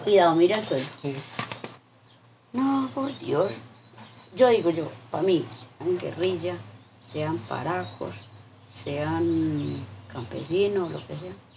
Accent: Mistrató, Risaralda, Colombia; moved away; also born or lived in Andinápolis, Trujillo, Valle del Cauca; yo me vine para acá, para mi pueblo

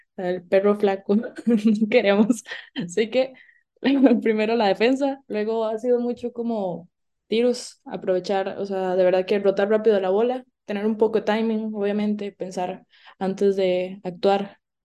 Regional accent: Naranjo, Alajuela, Costa Rica; venimos de Naranjo, ¿verdad? Un pueblito allá, allá

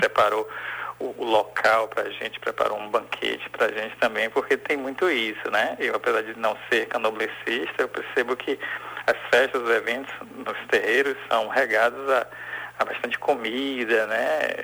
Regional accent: Salvador, Bahia, Brazil; also born or lived in Feira de Santana; Sou nascido em Feira de Santana e vim para Salvador ainda bem novinho

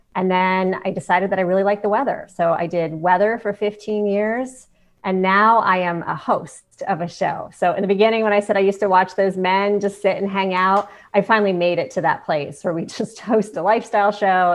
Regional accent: Ohio, United States; moved away; I grew up in Ohio

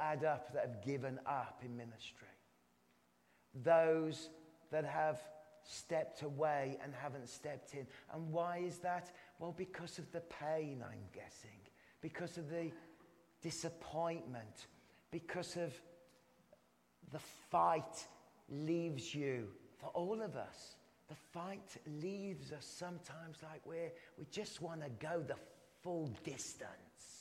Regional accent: England, United Kingdom; I'm English

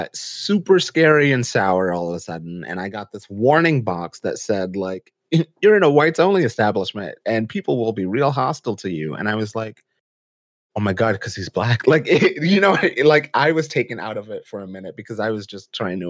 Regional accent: New York City, New York, United States; I'm from the Bronx, BX represent.

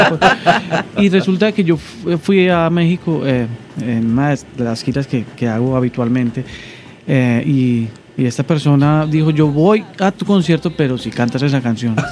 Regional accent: Colombia; accent: Colombian; moved away as an adult; now in Dominican Republic; yo soy un cantautor colombiano, como... Eh, se pueden dar cuenta por mi acento

